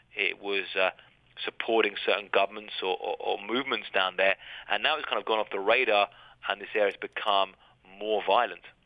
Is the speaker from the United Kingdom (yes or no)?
yes; Brighton, South East England, United Kingdom; moved away as an adult; now in Mexico; growing up in Brighton